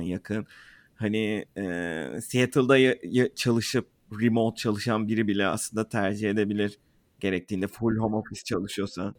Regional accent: Turkey; moved away

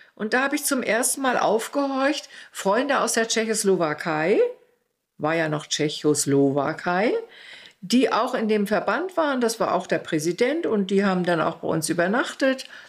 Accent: Mecklenburg-Vorpommern, Germany; born or raised there; also born or lived in Heiligenbeil, East Prussia

